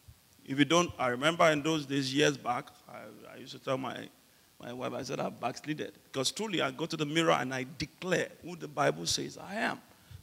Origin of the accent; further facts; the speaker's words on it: Ijebu, Ogun State, Nigeria; moved away; I'm from Ijebu